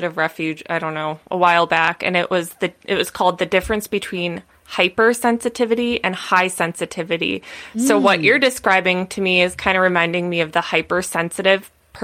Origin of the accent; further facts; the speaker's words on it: Midwest, United States; now in California, United States; I grew up in the Midwest, like very normal, like, you know, standard upbringing